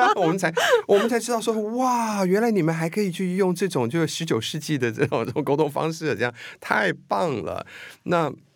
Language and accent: Chinese; New York, United States; moved away as an adult; also born or lived in Taipei, Taiwan; 我们算是搬去纽约，但也算是搬回纽约搬了回纽约，因为嗯。我是小时候就在纽约长大的。那么八岁从台北移民过去，那那时候真的算是第一代新移民